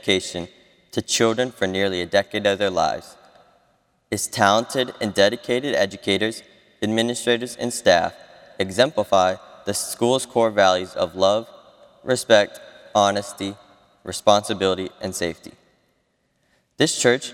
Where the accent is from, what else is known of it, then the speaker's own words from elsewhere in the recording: Montgomery County, Maryland, United States; I was born and raised in Montgomery County